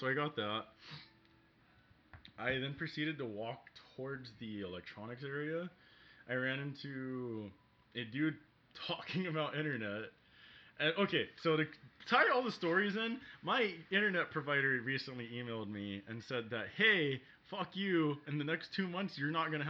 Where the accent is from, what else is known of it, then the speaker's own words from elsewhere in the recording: Bronx, New York, United States; I came from the Bronx.